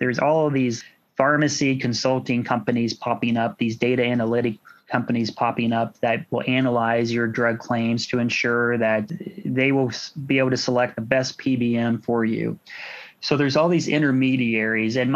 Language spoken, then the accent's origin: English; Washington, Indiana, United States; Washington's is my hometown